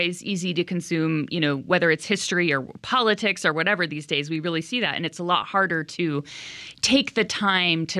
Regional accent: California, United States; growing up in California

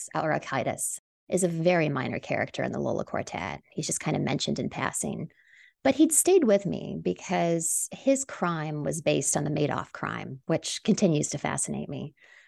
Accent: Canada; moved away as an adult; now in New York City, United States; You know, I'm from Canada originally, but I've lived in New York City since my early 20s.

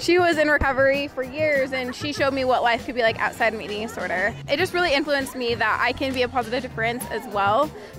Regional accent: Manti, Utah, United States; I'm from Manti, Utah.

